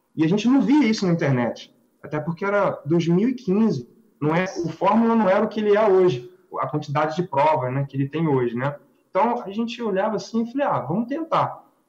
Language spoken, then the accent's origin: Portuguese; Rio de Janeiro, Brazil; Nós somos do Rio de Janeiro